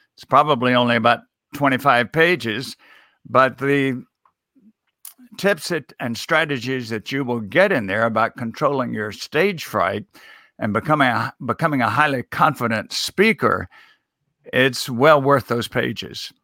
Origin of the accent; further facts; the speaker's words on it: Mississippi, United States; I was a, a student in my home state of Mississippi at Millsaps College